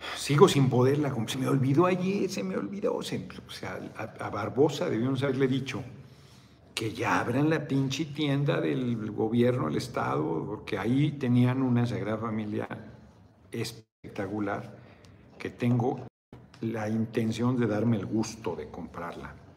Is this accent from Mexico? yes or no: yes; Mexico City, Mexico; now in Morelos, Mexico; yo nací en el DF